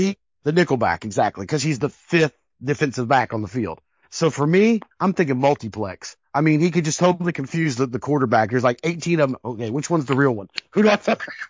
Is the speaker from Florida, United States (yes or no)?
no; Denver, Colorado, United States; growing up in Denver, I played with a lot of the seventies and eighties Broncos teams